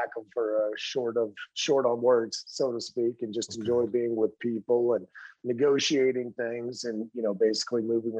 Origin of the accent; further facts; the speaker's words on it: Arlington, Texas, United States; moved away as an adult; now in Colorado, United States; Arlington, Texas. I grew up in Arlington